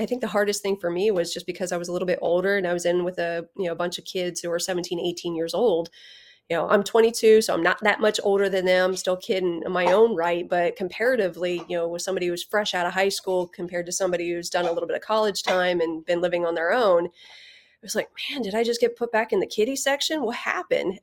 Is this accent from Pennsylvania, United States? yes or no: no; Ohio, United States; moved away as an adult; I grew up in Ohio